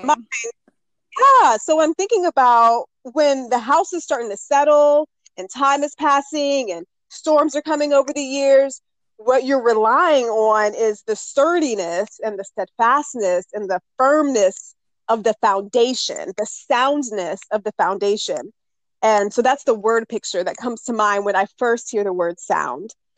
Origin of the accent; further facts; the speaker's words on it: Northern Virginia, United States; I was born and raised in Northern Virginia. I'm still here now.